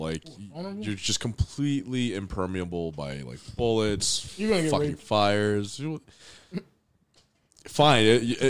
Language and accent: English; New Jersey, United States; that's because I'm from Jersey.